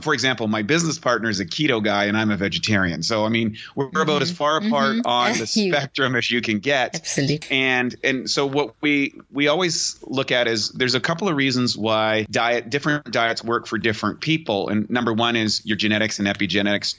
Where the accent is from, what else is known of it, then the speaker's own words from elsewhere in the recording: Canada; a kid growing up in Canada